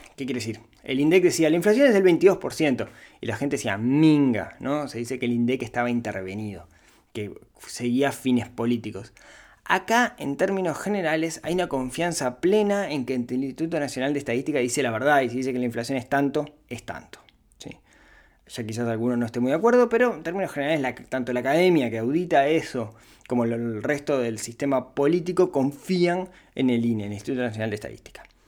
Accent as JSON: {"language": "Spanish", "country": "Uruguay", "tie": "born or raised there", "said": "nací en este pequeño país que se llama Uruguay"}